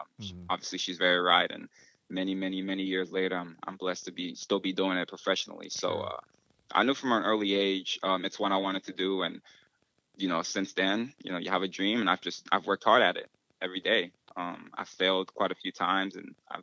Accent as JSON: {"language": "English", "country": "Cameroon", "tie": "born or raised there", "moved": "yes", "said": "I was born in Cameroon, West Africa"}